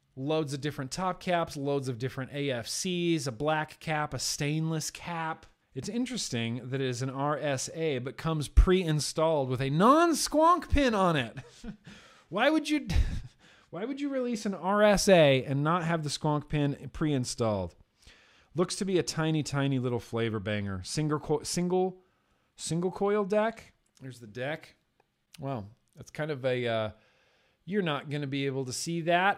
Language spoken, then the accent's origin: English; Lake Tahoe, Nevada, United States; growing up in Lake Tahoe